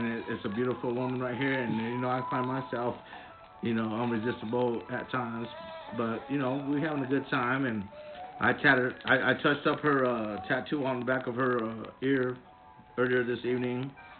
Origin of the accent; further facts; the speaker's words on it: Denver, Colorado, United States; And we in Denver, Colorado. Well, actually, Aurora, Colorado. But I'm from Denver.